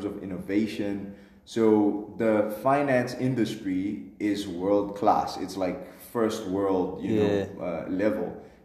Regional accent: Pretoria, Gauteng, South Africa; also born or lived in unnamed small hometown, South Africa; when I moved to Pretoria at 10, I kind of got exposed to DSTV, suburban life. In my hometown, we had Mnet, but we didn't have DSTV

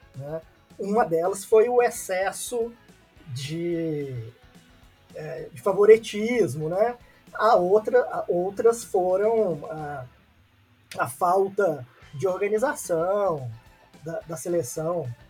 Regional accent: Brazil; enquanto brasileiros

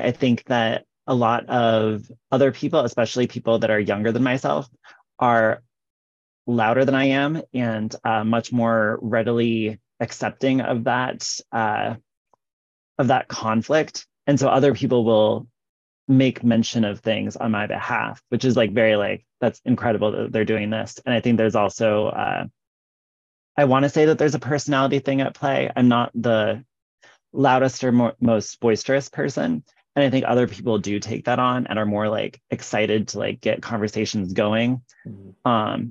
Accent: Midwest, United States; now in Iowa, United States; maybe because I'm from the Midwest, but also just because I've been hanging out here in the state of Iowa

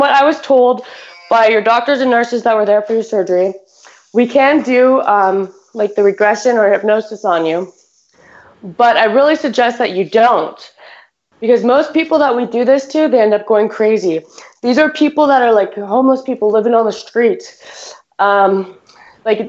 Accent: Canada; we're Canadian

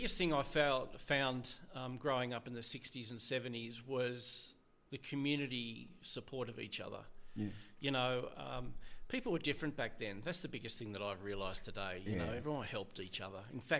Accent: North Sydney, New South Wales, Australia; I grew up in North Sydney.

